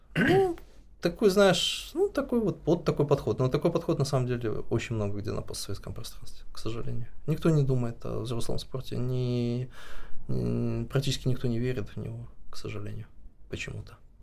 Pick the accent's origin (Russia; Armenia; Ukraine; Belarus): Belarus; moved away as an adult; У нас вообще, ну, я считаю, что белорусы очень миролюбивая нация